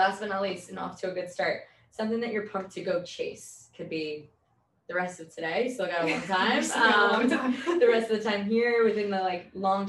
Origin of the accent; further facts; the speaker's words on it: Suffolk County, Long Island, New York, United States; I'm from Suffolk County.